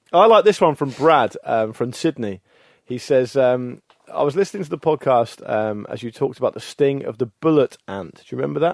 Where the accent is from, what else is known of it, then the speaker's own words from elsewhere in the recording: the Solent, South Coast, South East England, United Kingdom; we all grew up a stone's throw from, from the Solent on